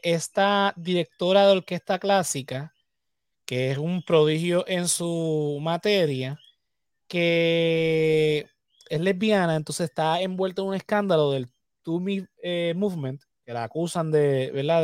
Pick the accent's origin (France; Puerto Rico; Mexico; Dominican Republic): Puerto Rico